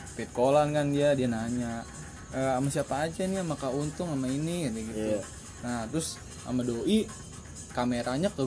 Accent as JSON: {"language": "Indonesian", "town": "Cikarang", "region": "West Java", "country": "Indonesia", "said": "kita kan sebagai orang Cikarang sini kan ngomong lu gue ke cewek gitu ya"}